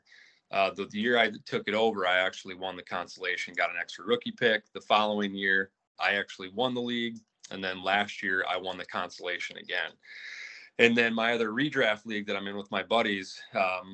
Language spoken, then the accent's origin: English; Bellevue, Iowa, United States; now in Dubuque, United States; buddies from my hometown, originally from Bellevue, Iowa